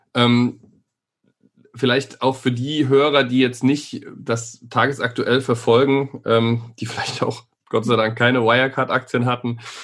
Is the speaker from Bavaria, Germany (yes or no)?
yes; Nuremberg, Bavaria, Germany; Wir sind beide in Nürnberg geboren